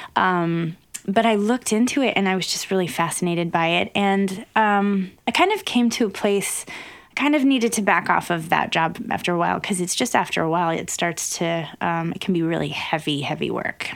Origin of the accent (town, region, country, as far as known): Wyoming, United States; born or raised there